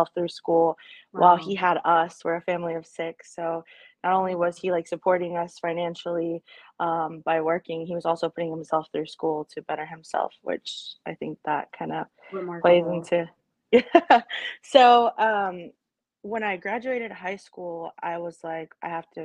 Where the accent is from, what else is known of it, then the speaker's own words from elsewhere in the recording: Arlington, Texas, United States; also born or lived in El Paso, Texas; we moved here when I was about 3